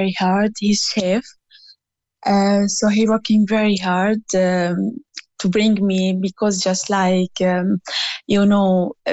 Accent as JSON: {"language": "English", "country": "Syria", "second_language": "English", "moved": "as an adult", "lives_now": "Clonakilty, Ireland", "said": "I came from Syria originally, and I'm here in Ireland about 4 years ago"}